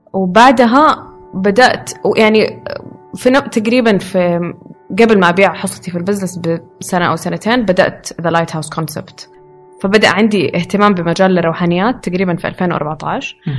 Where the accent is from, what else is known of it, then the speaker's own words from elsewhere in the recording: Riyadh, Riyadh Province, Saudi Arabia; moved away as an adult; now in Jeddah, Saudi Arabia; عشت في الرياض